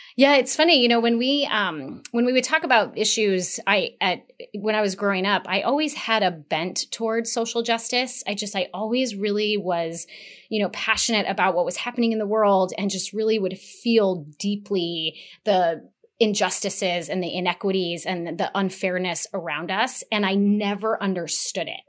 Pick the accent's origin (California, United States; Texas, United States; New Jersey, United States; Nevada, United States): Nevada, United States; Las Vegas; I was born in Las Vegas. I grew up in Las Vegas